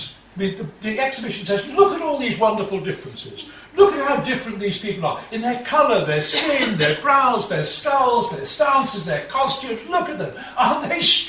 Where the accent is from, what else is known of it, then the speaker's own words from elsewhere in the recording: Liverpool, North West England, United Kingdom; I was brought up in Liverpool in a lower middle class family